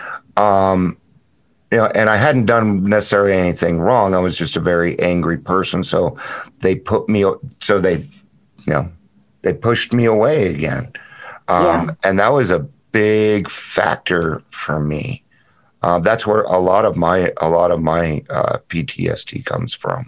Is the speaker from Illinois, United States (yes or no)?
no; Littleton, Colorado, United States; I grew up in Littleton